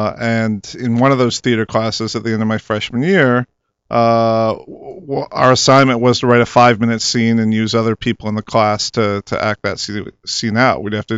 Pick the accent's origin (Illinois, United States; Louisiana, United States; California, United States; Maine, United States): Illinois, United States; Rockford; Yeah, I'm from Rockford, Illinois, so I grew up a Bears fan. Although growing up, I was right near the Wisconsin border